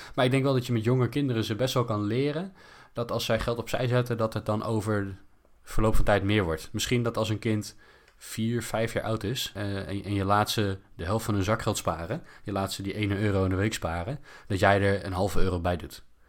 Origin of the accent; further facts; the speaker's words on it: Netherlands; als Nederlanders